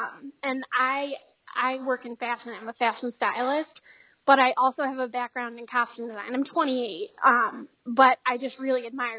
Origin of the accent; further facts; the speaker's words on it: Scranton, Pennsylvania, United States; I'm from Scranton, Pennsylvania, in the United States.